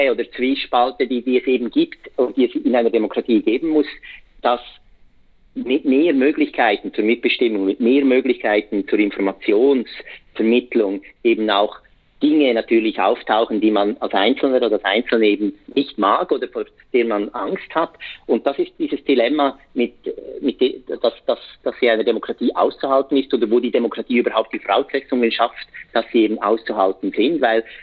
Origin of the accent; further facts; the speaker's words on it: Switzerland; now in abroad; als Schweizer Bürger und Bürgerin, auch wenn ich im Ausland lebe, seit Jahrzehnten habe ich eben viermal pro Jahr bin ich eingeladen mitzubestimmen.